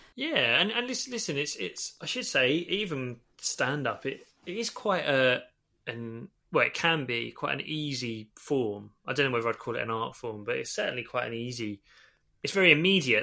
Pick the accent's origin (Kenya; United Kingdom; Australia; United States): United Kingdom; Stevenage, East of England; also born or lived in Holloway, London; now in London, United Kingdom; I still lived where I grew up in Stevenage